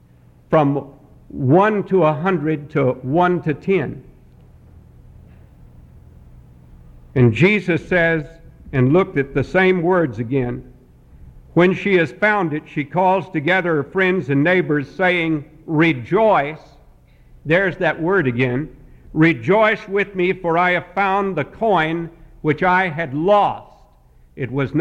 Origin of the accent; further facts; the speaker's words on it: Montreat, North Carolina, United States; I am from Montreat, North Carolina.